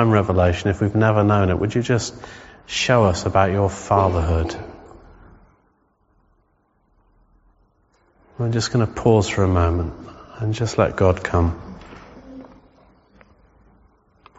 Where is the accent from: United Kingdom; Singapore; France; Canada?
United Kingdom; England; we're English